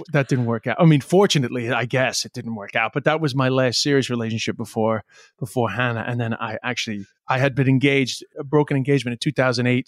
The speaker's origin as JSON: {"language": "English", "town": "New York City", "region": "New York", "country": "United States", "also_born_or_lived": "China", "moved": "yes", "said": "I'm from Flushing, Queens"}